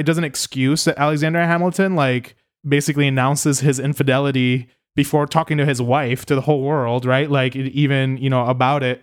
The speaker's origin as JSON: {"language": "English", "country": "Puerto Rico", "also_born_or_lived": "New York", "said": "I don't think of myself as American at times because of the weird relationship that Puerto Rico has."}